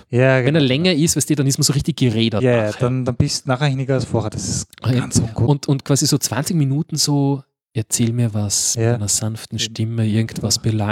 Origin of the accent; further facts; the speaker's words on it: Upper Austria, Austria; Äh, ich bin, ein Oberösterreicher, äh, ein Zurkreister.